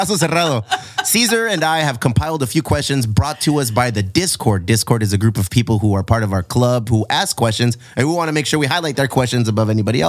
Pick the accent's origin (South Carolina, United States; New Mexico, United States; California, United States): California, United States; Bonita; I'm from Bonita.